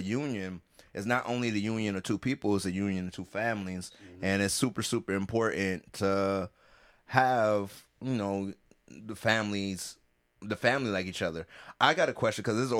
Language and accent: English; the South, United States; As a Southerner